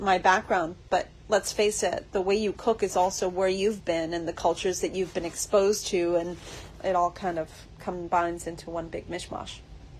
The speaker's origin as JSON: {"language": "English", "town": "Miami Shores", "region": "Florida", "country": "United States", "tie": "born or raised there", "also_born_or_lived": "Hollywood, Florida / Atlanta / New York", "said": "I was born in Hollywood, Florida when I was 1.5. Our family moved to Miami Shores and we didn't leave until I graduated high school. I went to Miami Shores Elementary, and I went to Miami Country Day, and then I went to North Miami Senior High."}